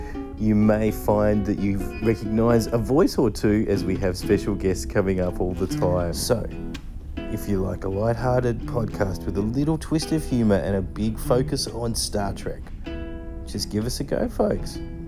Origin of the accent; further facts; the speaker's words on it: Australia; I'm from Australia